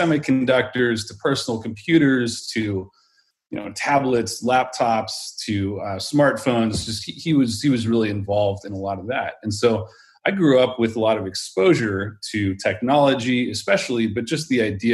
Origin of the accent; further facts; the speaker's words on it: San Francisco Bay Area, California, United States; I grew up in the San Francisco Bay Area